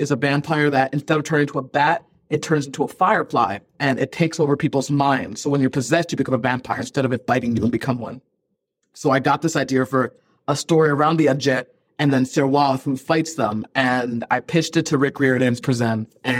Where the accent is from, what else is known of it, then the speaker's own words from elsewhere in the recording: Ghana; born there; I was born in Ghana, so I have a lot of connections to the culture and the country.